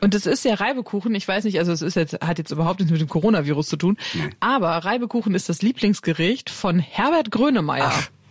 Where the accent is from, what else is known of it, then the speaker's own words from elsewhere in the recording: Germany; bei uns in Deutschland